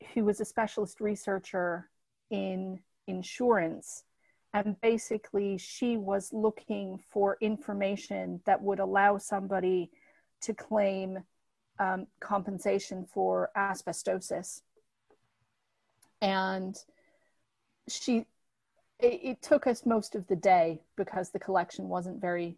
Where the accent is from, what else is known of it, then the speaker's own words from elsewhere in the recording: Michigan, United States; now in London, United Kingdom; I'm from Michigan, which is where Detroit is.